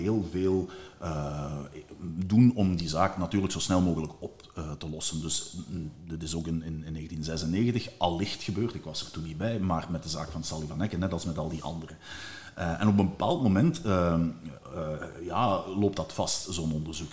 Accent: Limburg, Flanders, Belgium; in het Limburgs, waar ik vandaan kom

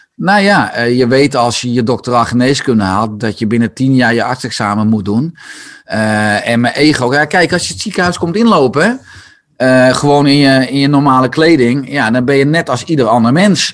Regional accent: Beverwijk, North Holland, Netherlands; Ik ben geboren en getogen in, Beverwijk

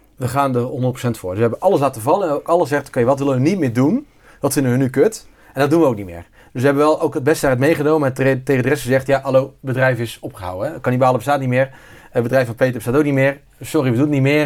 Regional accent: near Bergen op Zoom, North Brabant, Netherlands; also born or lived in Zeeland; now in North Brabant, Netherlands; origineel ben ik Zeeuw. Dus ik ben import-Brabander. Ik kom uit de buurt van uh, Bermzoom. Daar ben ik ieder geval opgegroeid.

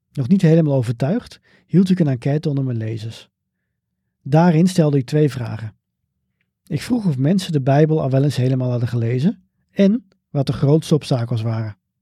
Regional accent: Bunschoten-Spakenburg, Utrecht, Netherlands; Bunschoten Spakenburg, waar ik ben opgegroeid.

